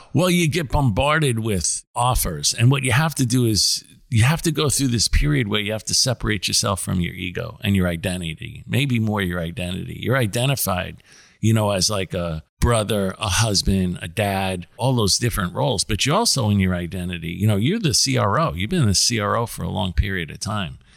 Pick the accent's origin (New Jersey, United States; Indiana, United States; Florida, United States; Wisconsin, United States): New Jersey, United States; also born or lived in New York City; I grew up in New York City until I was about ten, and then I grew up in New Jersey. So I did all my high s, junior high and high school years in, in New Jersey